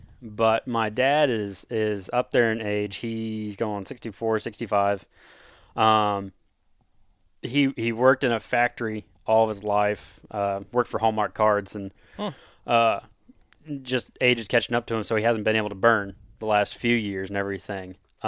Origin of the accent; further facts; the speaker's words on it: Osage City, Kansas, United States; Well, I'm born and raised in Kansas from a little farm town, Osage City. If you want to find it, you just go south of Topeka about 30, 40 minutes.